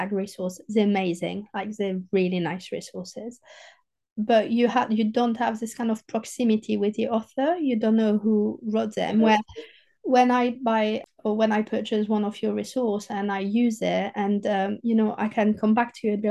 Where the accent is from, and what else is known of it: southern France, France; accent: southern French; English is a second language; moved away